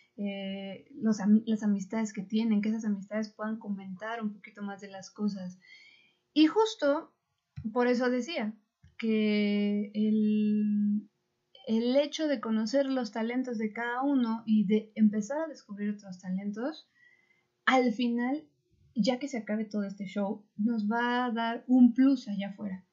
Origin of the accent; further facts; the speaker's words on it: Mexico; somos mexicanos